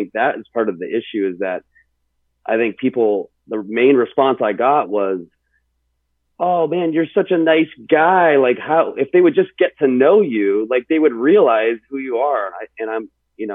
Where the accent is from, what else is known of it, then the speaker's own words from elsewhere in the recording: Pennsylvania, United States; moved away; growing up in Pennsylvania and living through middle school and part of high school in a very small 99.5% white town